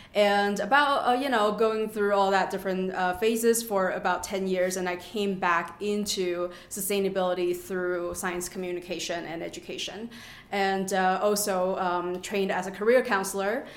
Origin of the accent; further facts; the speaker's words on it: Canada; moved away as an adult; now in Avon, United States; I'm from Canada and study at the University of Toronto